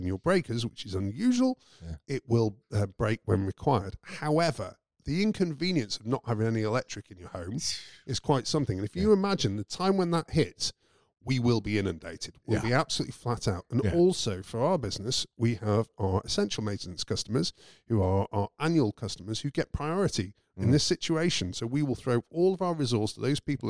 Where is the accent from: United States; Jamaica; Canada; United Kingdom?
United Kingdom; I'm British